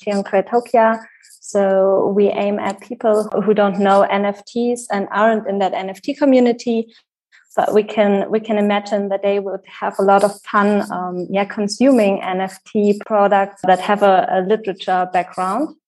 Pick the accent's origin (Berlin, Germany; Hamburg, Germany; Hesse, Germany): Hesse, Germany; Wetzlar; I was born in Wetzlar